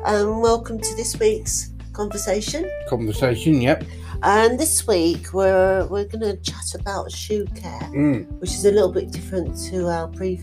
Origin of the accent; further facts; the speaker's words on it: United Kingdom; because we're very polite as British people, aren't we?